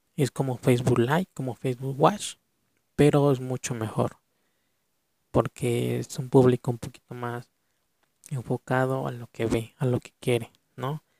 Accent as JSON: {"language": "Spanish", "country": "Mexico", "said": "En mi país de México"}